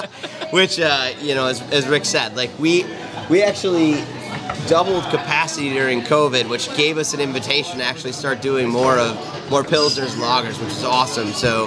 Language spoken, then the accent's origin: English; Ontario, New York, United States; moved away; I was in between Rochester and Syracuse in a small town called Ontario.